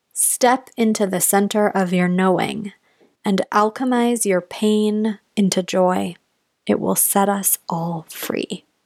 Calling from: Portland, Oregon, United States; And I am calling in from Portland, Oregon, where I'm looking out the window

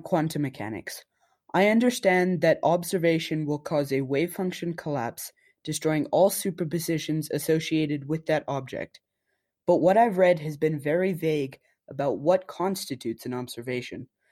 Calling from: Kenya; I am calling in from Kenya

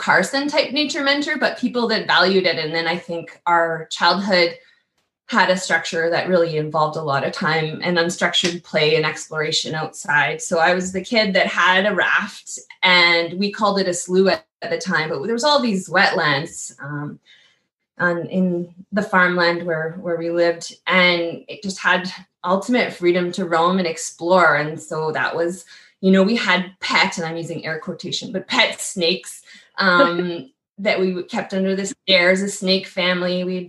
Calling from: Saskatoon, Saskatchewan, Canada; So I'm joining you from Saskatoon at home office headquarters, Treaty 6 territory.

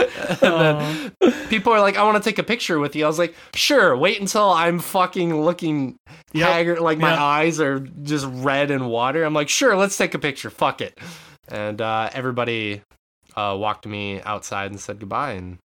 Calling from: Japan; But no, I'm calling it from Japan.

